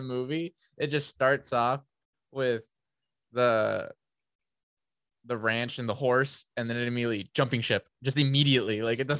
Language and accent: English; San Diego, California, United States; born there; No, I was born in San Diego. Yeah.